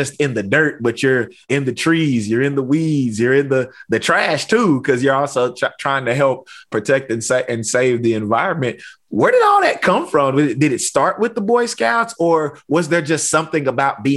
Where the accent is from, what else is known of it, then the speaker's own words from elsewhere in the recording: East Texas, United States; I grew up in East Texas, and so we got pine trees everywhere